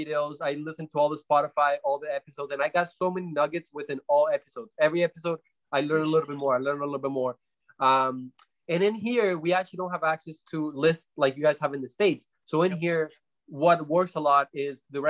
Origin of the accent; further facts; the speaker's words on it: Canada; also born or lived in Colombia; I'm originally from Colombia. We came to Canada when I was about 9 or 10 years old and, grew up with single mom, very, very hard times growing up, even in here